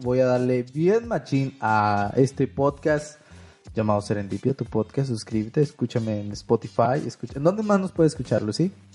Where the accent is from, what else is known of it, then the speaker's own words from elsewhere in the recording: Mexico; Yo soy de México